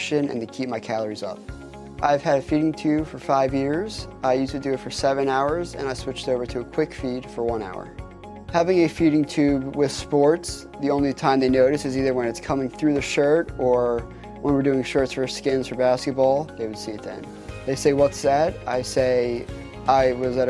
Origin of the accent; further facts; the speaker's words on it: Ocean City, New Jersey, United States; I grew up in Ocean City, New Jersey